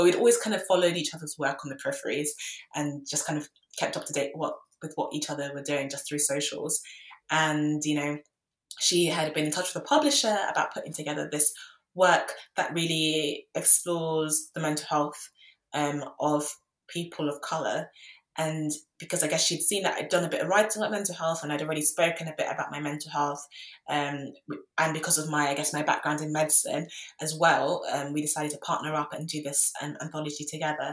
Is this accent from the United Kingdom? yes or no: yes; London, United Kingdom; I grew up in London